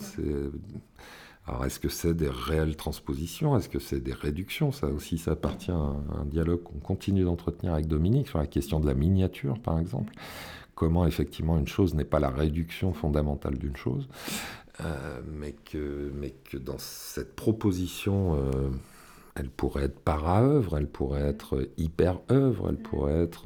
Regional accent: Villeurbanne, Auvergne-Rhône-Alpes, France; je suis originaire de Villeurbanne

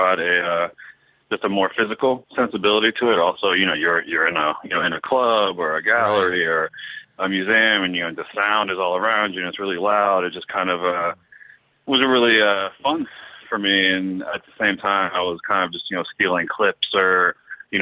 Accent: Northern Virginia, United States; moved away as an adult; also born or lived in New York / Philadelphia; now in Los Angeles, United States; I'm originally from Northern Virginia, like just outside of Washington D.C.

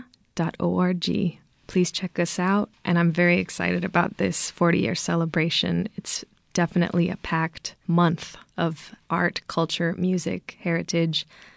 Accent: East Bay, California, United States; I'm a mixed race child and I grew up in the East Bay

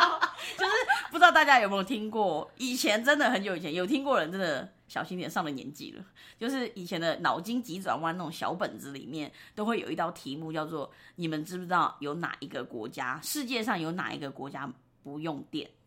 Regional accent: Myanmar; now in Taiwan; 没错，我就是 N 年前就从缅甸因为家庭移民的关系来到了来到了台湾，然后我就是从遥远的缅甸来的。

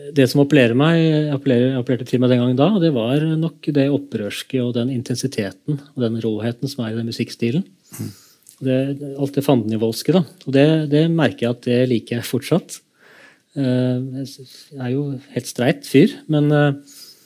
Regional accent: Kongsberg, Buskerud, Norway; da jeg vokste opp i Kongsberg

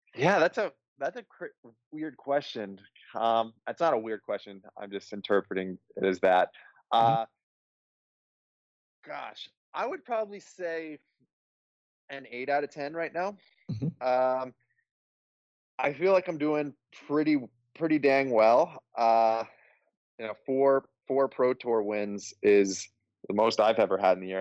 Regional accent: Colorado, United States; I'm from Colorado

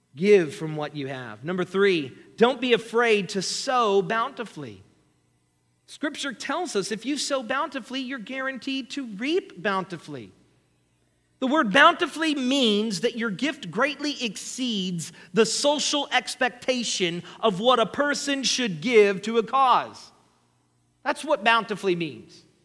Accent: United States; we, as American Christians

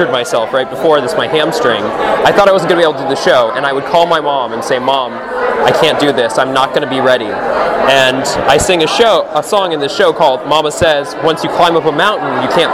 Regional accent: Torrance, California, United States; I grew up in Torrance, California

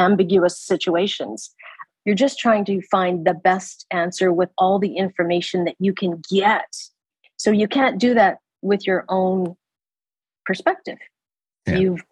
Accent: Canada; moved away as an adult; now in Abu Dhabi, United Arab Emirates; I'm a Canadian

